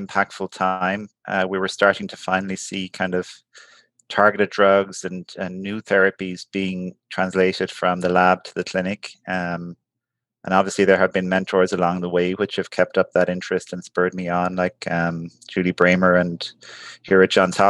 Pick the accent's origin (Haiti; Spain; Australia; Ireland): Ireland; moved away as an adult; now in United States; I grew up in Ireland, and I trained there